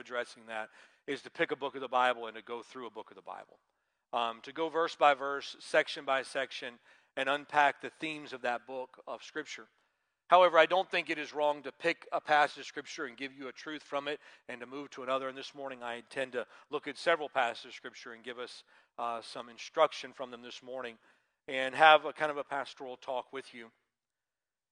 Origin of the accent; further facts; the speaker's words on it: Georgia, United States; moved away; when I was growing up in Georgia